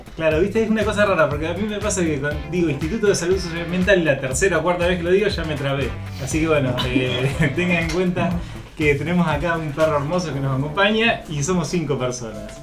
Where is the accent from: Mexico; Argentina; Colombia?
Argentina; Rosario, Santa Fe; nosotros como rosarinos